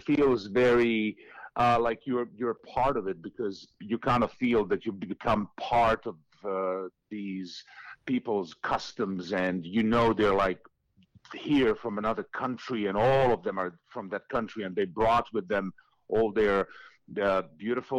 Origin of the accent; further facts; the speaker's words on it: Šibenik, Šibenik-Knin County, Croatia; moved away; my hometown of Šibenik, which is down on the coast